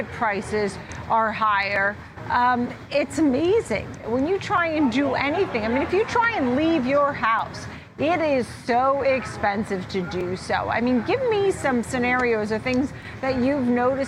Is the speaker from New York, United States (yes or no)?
yes; Long Island, New York, United States; I'm from Long Island